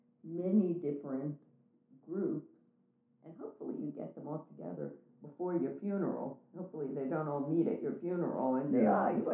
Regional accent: Pittsburgh, Pennsylvania, United States; I was born and raised in Pittsburgh.

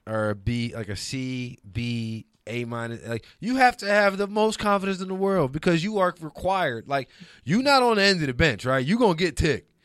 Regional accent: New Orleans, Louisiana, United States; also born or lived in Detroit; now in Los Angeles, United States; I'm from New Orleans originally

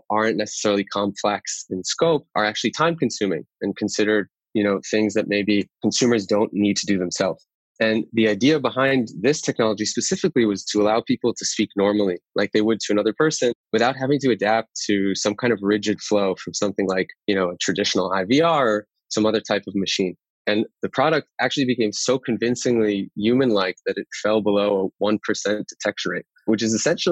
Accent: Great Neck, New York, United States; moved away as an adult; now in Tel Aviv, Israel; I grew up in Great Neck, Long Island.

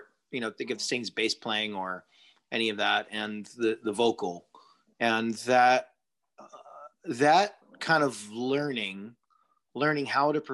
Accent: Long Island, New York, United States; I grew up in New York adjacent, you know, 40 minutes from New York City in the suburbs of Long Island

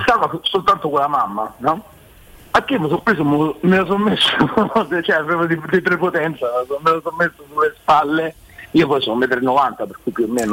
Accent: Ciampino, Lazio, Italy; allora io sono di Ciampino, proprio, cioè, vivo a Ciampino

